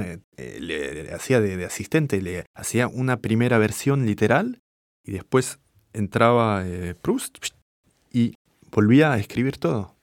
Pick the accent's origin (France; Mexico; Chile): France; first language French; Spanish is a second language; moved away as an adult; also born or lived in Buenos Aires / Paris